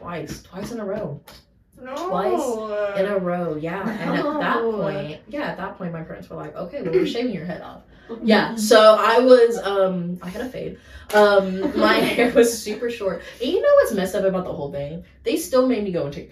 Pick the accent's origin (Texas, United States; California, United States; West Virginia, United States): Texas, United States; Fort Worth; also born or lived in White Settlement, Texas; I grew up in Fort Worth